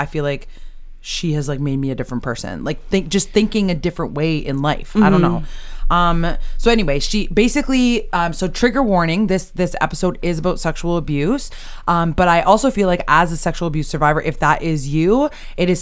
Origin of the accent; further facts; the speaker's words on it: Canada; We're Canadian